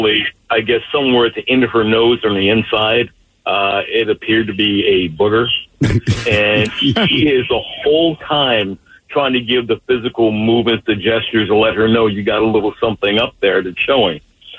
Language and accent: English; New Jersey, United States; New Jersey, originally.